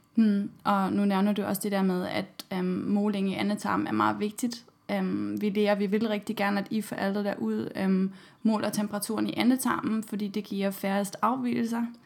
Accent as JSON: {"language": "Danish", "country": "Germany", "second_language": "Danish", "moved": "yes", "lives_now": "Denmark", "said": "I Tyskland, hvor jeg kommer fra"}